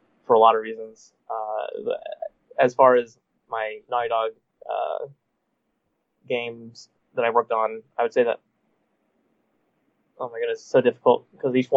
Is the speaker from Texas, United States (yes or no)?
yes; Texas, United States; moved away; my family's in Texas and I'm from Texas